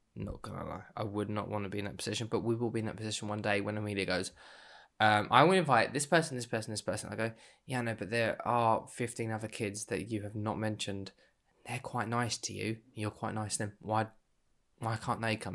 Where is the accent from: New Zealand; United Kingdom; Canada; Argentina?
United Kingdom; as a Brit